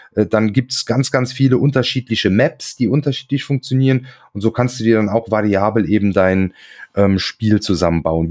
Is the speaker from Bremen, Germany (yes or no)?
no; Hunsrück, Rhineland-Palatinate, Germany; im Hunsrück, äh, meine Heimat quasi